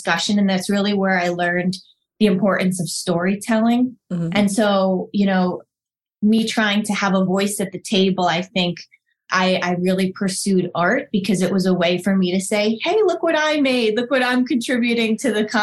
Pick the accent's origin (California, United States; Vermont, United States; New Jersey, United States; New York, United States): New Jersey, United States; Northern; I grew up in Northern New Jersey, the youngest of 4 kids